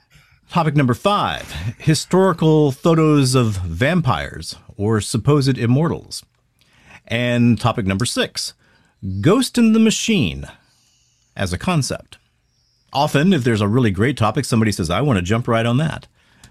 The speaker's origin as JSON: {"language": "English", "town": "Converse", "region": "Louisiana", "country": "United States", "tie": "born or raised there", "said": "I was growing up in Converse, Louisiana, which was... Well, I mean, man, it's about as redneck as it could get. And what wasn't redneck was angry Cajun."}